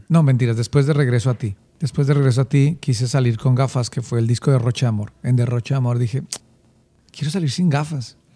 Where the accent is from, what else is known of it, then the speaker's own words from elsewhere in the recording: Bogotá, Colombia; Nací en Bogotá. Soy bogotano. Eh, recuerdo que mi, niñez la hice en un barrio llamado Bonanza, mm, un barrio al occidente de Bogotá.